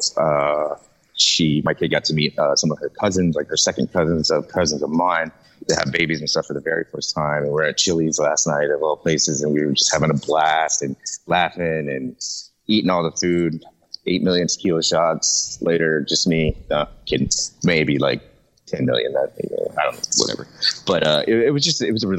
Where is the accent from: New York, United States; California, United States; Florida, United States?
Florida, United States; Jacksonville; also born or lived in Lawton, Oklahoma; I'm raised in Jacksonville, Florida